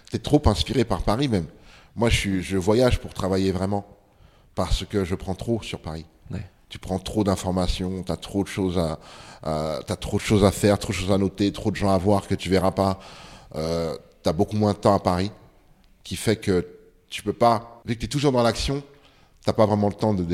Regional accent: Ségou, Ségou Region, Mali; moi je suis de Ségou. donc quand tu atterris à Bamako, il faut que tu tapes 250 km en voiture ou en bus mm. pour arriver chez, ma famille qui habitait là-bas.

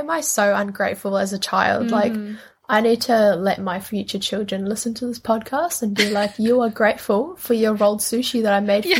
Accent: New Zealand; also born or lived in Indonesia; Saying that I am an Indonesian-born Kiwi means that I am accepting, and I love the fact that I am Indonesian and that I got to live in New Zealand for a majority of my life.

